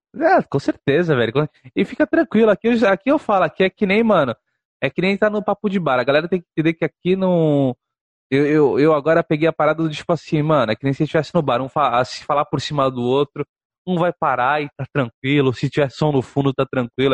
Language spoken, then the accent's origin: Portuguese; Santos, São Paulo, Brazil; Eu sou de Santos